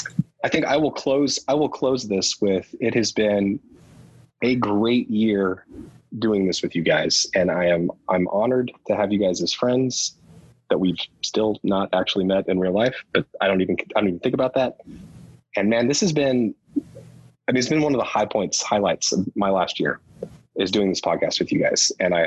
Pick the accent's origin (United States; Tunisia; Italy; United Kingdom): United Kingdom; England; And when I was a kid growing up in England, you know, we were on the Air Force base and I had just learned how to read.